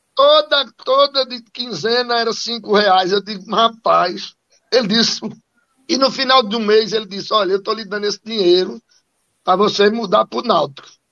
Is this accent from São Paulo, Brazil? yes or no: no; Cachoeirinha, Pernambuco, Brazil; also born or lived in Recife, Brazil; now in Caruaru, Brazil; eu nasci aqui em Caruaru, mas fui embora para Cachoeirinha, né, e depois voltei para estudar aqui, é, depois voltei a Cachoeirinha